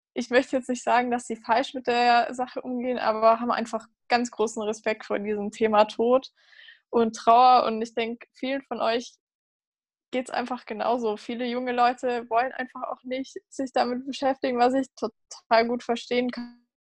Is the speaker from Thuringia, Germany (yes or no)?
no; Munich, Bavaria, Germany; ich komme aus München